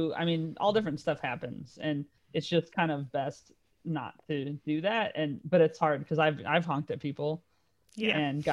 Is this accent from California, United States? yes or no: yes; California, United States; moved away as an adult; also born or lived in New York / Dallas; now in London, United Kingdom; I was in California and I moved to New York. And that was the first time I'd moved out of California when I was like 30